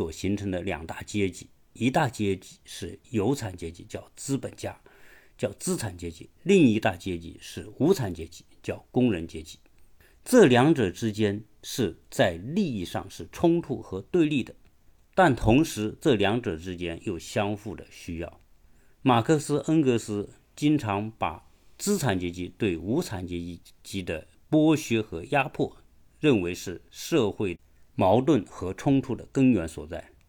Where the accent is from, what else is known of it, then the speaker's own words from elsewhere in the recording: China; 我们中国人都是非常熟悉的。